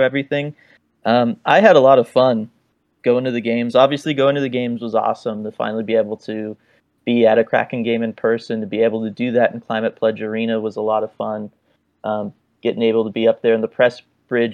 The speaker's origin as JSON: {"language": "English", "town": "San Jose", "region": "California", "country": "United States", "tie": "born or raised there", "moved": "yes", "lives_now": "Southern California, United States", "said": "my days growing up in San Jose."}